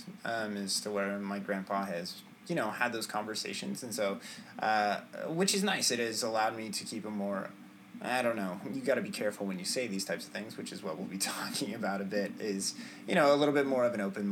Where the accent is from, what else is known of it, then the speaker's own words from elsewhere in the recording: Tulare, California, United States; I was born in Tulare, California. And this is where, we stayed. We did move up to Northern California for a bit